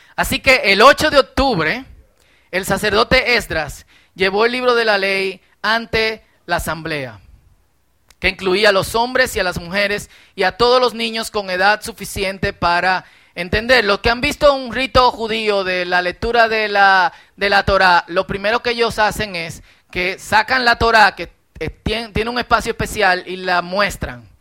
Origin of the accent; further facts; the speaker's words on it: Dominican Republic; somos dominicanos